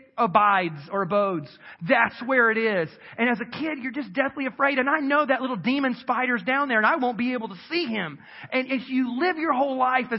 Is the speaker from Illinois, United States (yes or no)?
no; South Carolina, United States; moved away; I grew up in South Carolina and my mom still lives in the house I was raised